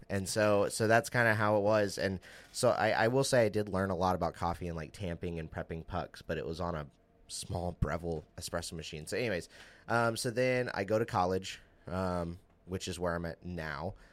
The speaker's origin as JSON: {"language": "English", "town": "Southaven", "region": "Mississippi", "country": "United States", "said": "I'm originally from Memphis, um, a little outside of Memphis, South Haven, Mississippi."}